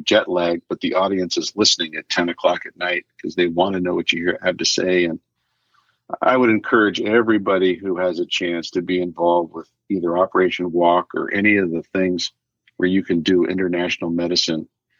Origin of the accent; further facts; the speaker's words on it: Midwest, United States; Even though I grew up in the Midwest, I ran away from home to do that.